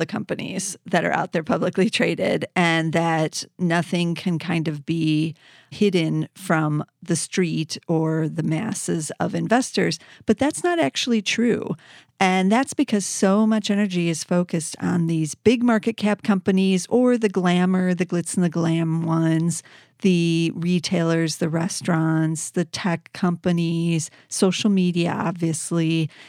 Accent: Chicago, Illinois, United States; It's in my hometown here in Chicago, and I didn't even know about it.

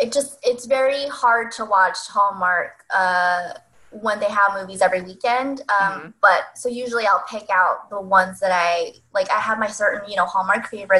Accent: Northern California, United States; I'm from Northern California

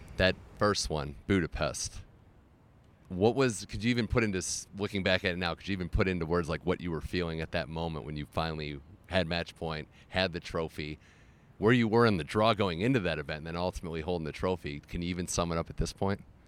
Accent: Cleveland, Ohio, United States; moved away; my hometown of Cleveland

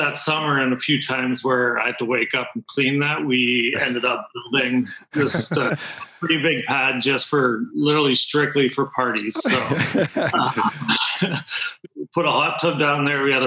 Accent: Lake of the Woods, Ontario side, Canada; we're 2 hours from Winnipeg, so we're just in the Ontario side, right on the border, but we're 2 hours from Winnipeg, straight up from Minneapolis, and pretty quiet area, but this is where I grew up

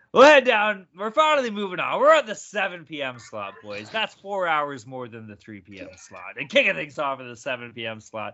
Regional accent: Massachusetts, United States; accent: Boston; Number one, my Boston accent is fucking fantastic.

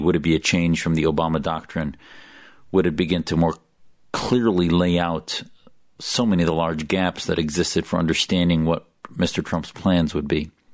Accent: United States; an American who loves my country, as an American

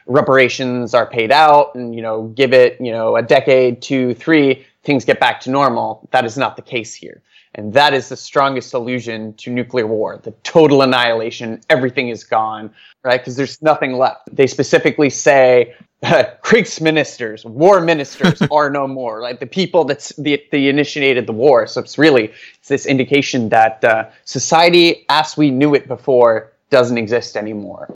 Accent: Norway; English is a second language; moved away as an adult; now in Washington, D.C., United States; I'm originally from Norway. Um, I was born there, uh, in nineteen eighty-seven, and, uh, I lived there until, uh, two thousand seven when I moved to the United States

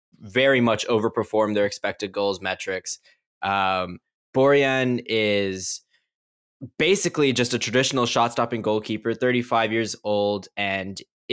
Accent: Canada; my country

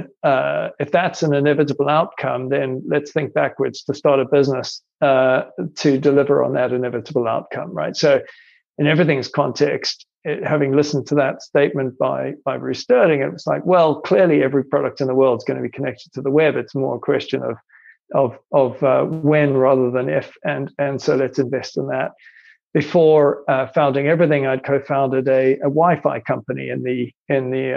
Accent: South Africa; also born or lived in Ireland; I'm Irish actually by birth, but I grew up in South Africa

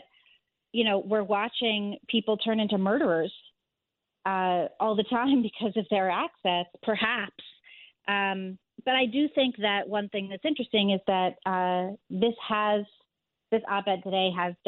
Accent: Northeast Corridor, United States; also born or lived in New York City; now in New York, United States; I grew up entirely in the Northeast Corridor

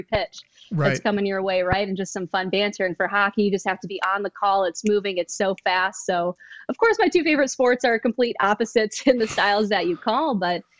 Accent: Michigan, United States; now in Chicago, United States; I'm originally from Michigan

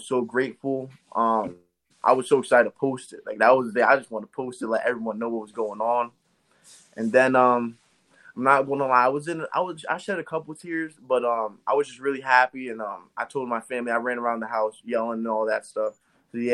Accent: Eastern Pennsylvania, United States; I'm from Eastern Pennsylvania

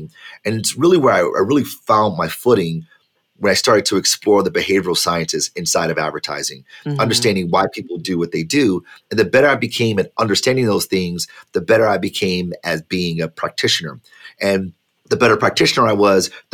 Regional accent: Detroit, Michigan, United States; I'm a kid from Detroit, born and raised

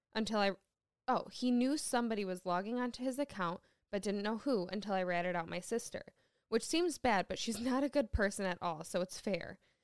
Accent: Michigan, United States; I was born in Michigan

